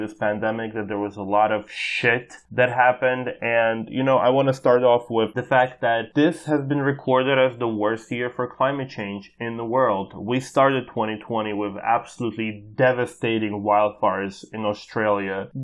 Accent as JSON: {"language": "English", "country": "United States", "tie": "born or raised there", "said": "Growing up in the United States"}